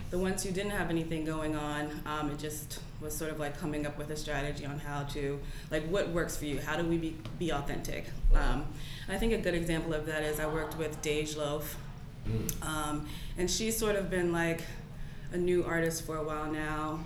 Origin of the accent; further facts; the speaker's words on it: Englewood, New Jersey, United States; I'm from Englewood, New Jersey.